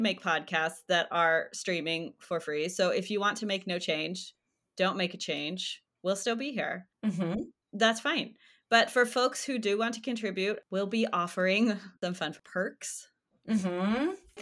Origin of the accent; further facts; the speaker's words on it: Chicago, Illinois, United States; I'm in the Chicago area and I grew up in the Chicago area